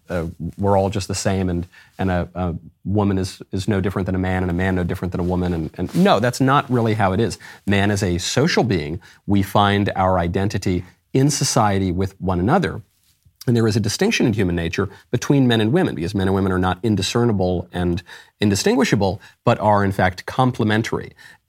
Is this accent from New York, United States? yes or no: yes; New York, United States; also born or lived in Los Angeles; I'm from New York. I went to the gayest university in the United States, if not the world. I lived in Los Angeles, surrounded by a bunch of show business weirdos.